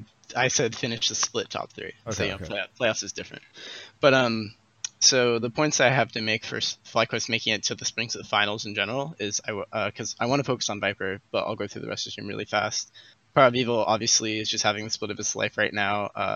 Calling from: Fullerton, California, United States; I'm calling from Fullerton, California.

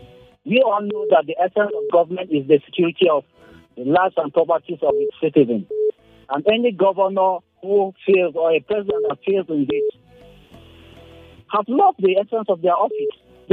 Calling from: Rayfield, Plateau, Nigeria; Okay, thank you. I'm … from Rayfield.

